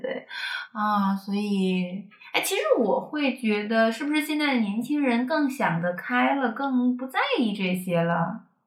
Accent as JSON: {"language": "Chinese", "country": "China", "said": "我是中国人，然后我在这个地方生活是有，更有归属感的"}